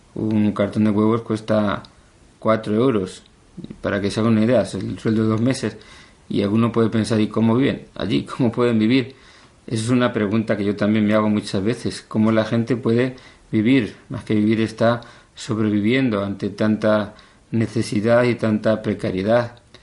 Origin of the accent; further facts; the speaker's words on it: Cuenca, Castilla-La Mancha, Spain; also born or lived in Valdeganga; Yo nací eh, ya hace, bueno, no muchos años, 53 nada más, en Cuenca, aunque yo me crié en un pueblo pequeñito de la provincia de Cuenca, Valdeganga. A los seis años eh, mis padres se trasladaron para aquí, para la ciudad